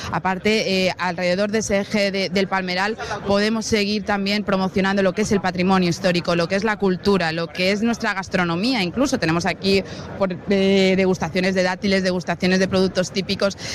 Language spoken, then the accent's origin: Spanish; Elche, Valencian Community, Spain; ilicitanos. Nos pasa muchísimo cuando salimos fuera del Che y, y volvemos, empezamos a ver palmeras y ya decimos, ya estamos en casa